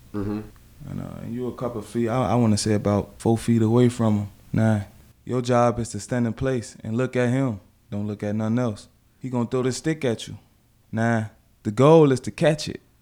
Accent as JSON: {"language": "English", "town": "Chicago", "region": "Illinois", "country": "United States", "tie": "born or raised there", "said": "growing up in Chicago"}